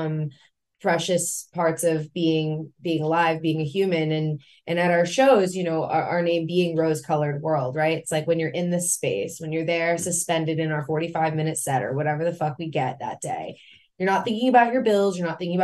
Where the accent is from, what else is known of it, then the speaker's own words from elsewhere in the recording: Florida, United States; I'm from Florida. We got hurricanes all the fucking time